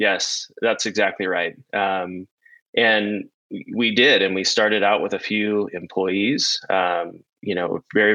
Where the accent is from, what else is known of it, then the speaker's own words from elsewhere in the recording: Santa Barbara, California, United States; moved away as an adult; also born or lived in Ethiopia; I grew up in Santa Barbara, California